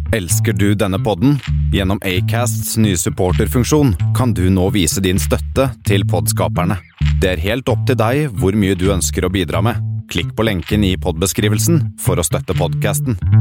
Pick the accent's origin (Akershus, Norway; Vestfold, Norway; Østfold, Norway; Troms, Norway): Akershus, Norway; Vinterbro; moved away as an adult; jeg er fra et sted litt utenfor Oslo som uh, heter Vinterbro